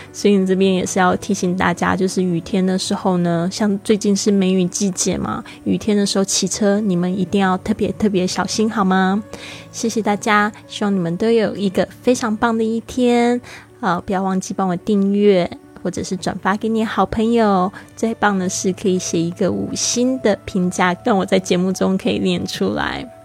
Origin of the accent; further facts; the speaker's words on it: Kaohsiung, Taiwan; 非常珍惜我们的城市